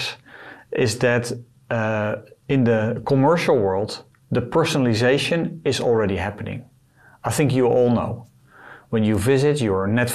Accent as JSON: {"language": "English", "country": "Netherlands", "said": "I am from the Netherlands"}